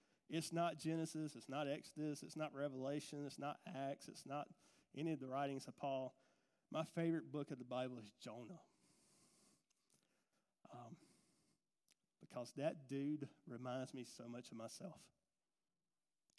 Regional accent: Gordon, Georgia, United States; we come from Gordon. I grew up, we both grew up in Gordon First Baptist Church

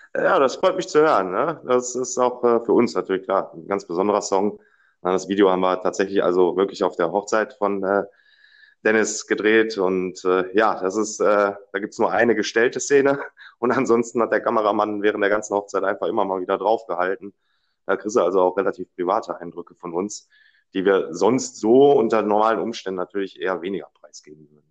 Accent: Dortmund, North Rhine-Westphalia, Germany; ich äh, bin gebürtiger Dortmunder

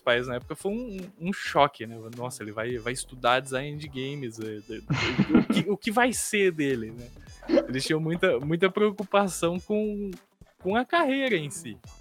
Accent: Barra Bonita, São Paulo, Brazil; eu sou do interior de, de, de São Paulo, aqui em Barra Bonita

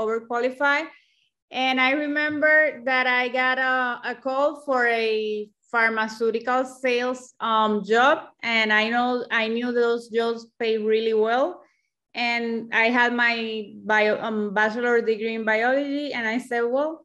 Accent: Puerto Rico; I'm from Puerto Rico and the native language here is Spanish.

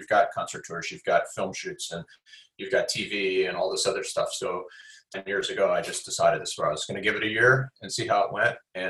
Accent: Midwest, United States; now in Pasadena, United States; especially as a Midwesterner. You know, I can kind of, you know, live in a, you know, I live in Pasadena, so it's a little suburban and quiet and there's trees

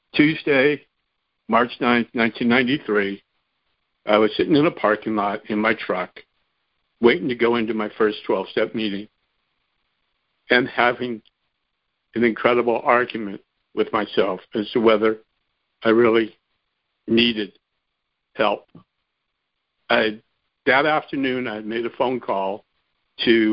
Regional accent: San Fernando Valley, California, United States; Born and raised in the San Fernando Valley

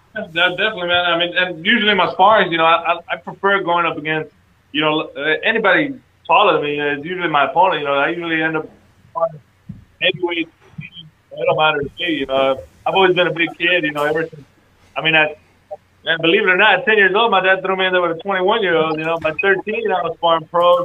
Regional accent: Texas, United States; my hometown

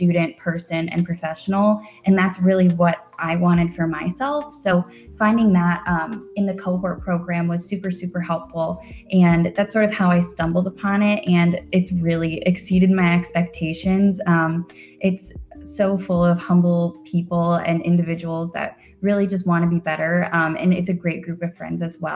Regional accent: Westerville, Ohio, United States; I'm from Westerville, Ohio, so I've always been a lifelong Buckeye

